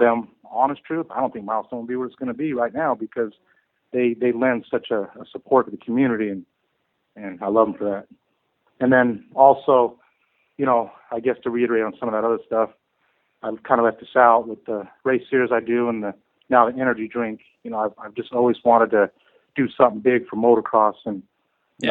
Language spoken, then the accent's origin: English; Arizona, United States; moved away as an adult; now in California, United States; I'm from Arizona originally